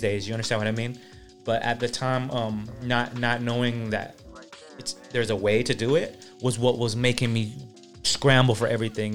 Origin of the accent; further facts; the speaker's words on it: California, United States; also born or lived in Philippines; when I moved from the Philippines, it was basically like a New York City, but of California